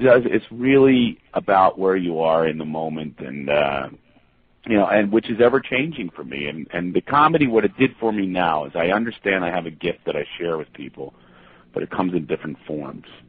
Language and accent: English; Philadelphia, Pennsylvania, United States; I am from Philadelphia